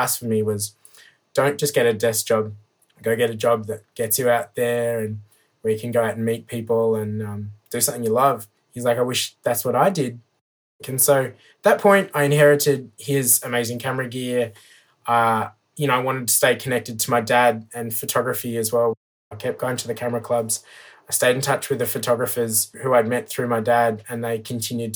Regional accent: Armidale, New South Wales, Australia; now in Woonona, Australia; I'm originally from Armidale, which is a beautiful little town. Grew up in the country.

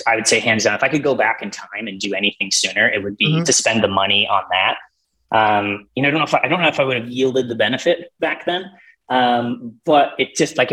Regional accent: just north of the Twin Cities, Minnesota, United States; now in Duluth, United States; I grew up just north of the Twin Cities

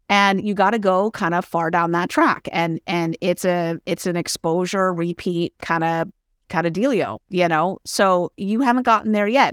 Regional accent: San Francisco, California, United States; also born or lived in San Jose / Berkeley; I'm from San Francisco originally, born and raised.

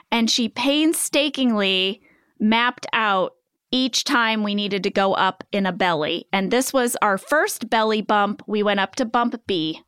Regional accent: Pennsylvania, United States; I was born and raised in Northeast Pennsylvania.

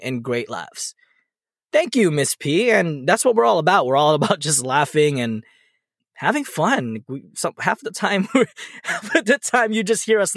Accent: National City, California, United States; We grew up together on National City

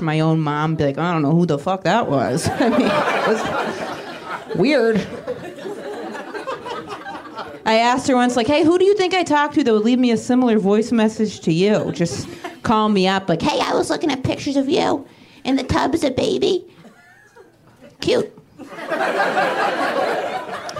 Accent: rural Maine, United States; moved away as an adult; now in New York, United States; I live in New York, but I grew up in rural Maine. I grew up in a town of 800 people

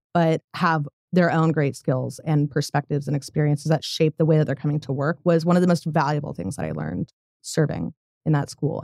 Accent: Colorado, United States; moved away as an adult; now in Tulsa, United States; I grew up in Colorado, moved here about five years ago

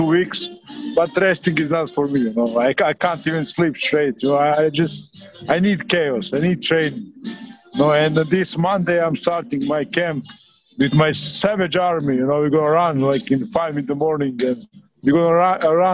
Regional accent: Rovinj, Istria County, Croatia; my hometown of Rovinj

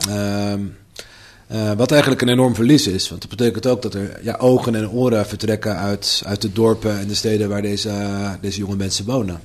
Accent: Amsterdam, North Holland, Netherlands; moved away as an adult; now in Deventer, Netherlands; als Amsterdammer

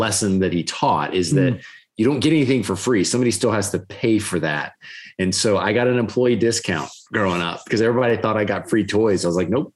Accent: Gainesville, Florida, United States; growing up in Gainesville, that's where I grew up

